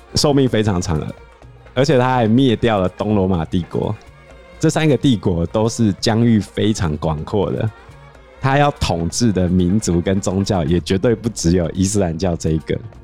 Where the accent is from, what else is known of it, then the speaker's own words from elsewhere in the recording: Taiwan; 我们台湾人